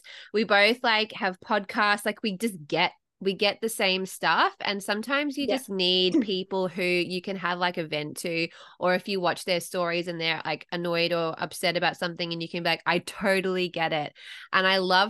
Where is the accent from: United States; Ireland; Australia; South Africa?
Australia; as an Australian